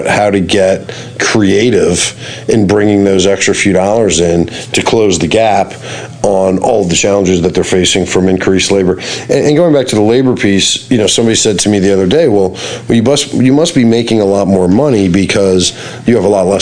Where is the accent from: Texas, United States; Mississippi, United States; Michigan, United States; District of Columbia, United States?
District of Columbia, United States; Washington; I grew up in Washington, D.C., washing dishes when I was 14.